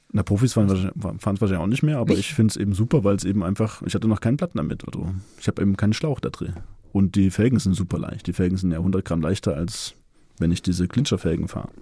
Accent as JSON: {"language": "German", "town": "Leipzig", "region": "Saxony", "country": "Germany", "said": "ich komme aus Leipzig, bin 39 Jahre alt"}